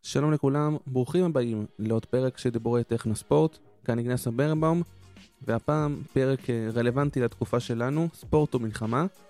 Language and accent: Hebrew; Israel; לנו כישראלים וכיהודים